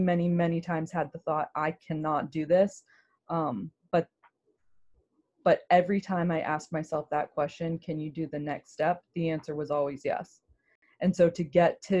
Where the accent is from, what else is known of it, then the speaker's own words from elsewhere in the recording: Germantown, Maryland, United States; I grew up in Germantown, Gaithersburg